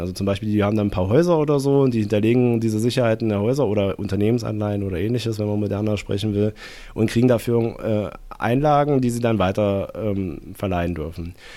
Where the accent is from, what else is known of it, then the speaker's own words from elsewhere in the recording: East Germany, Germany; bin ich Ossi